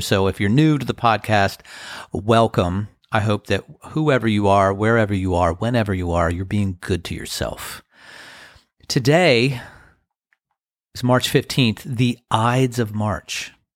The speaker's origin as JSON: {"language": "English", "town": "Crofton", "region": "Maryland", "country": "United States", "tie": "born or raised there", "said": "when I was a, a teenager growing up in Crofton, Maryland"}